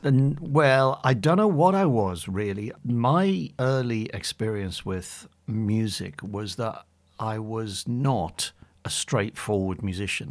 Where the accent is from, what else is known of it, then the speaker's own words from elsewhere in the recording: Bury St Edmunds, East of England, United Kingdom; also born or lived in Newcastle upon Tyne / Warwickshire / London; in my hometown in Bury Saint Edmunds.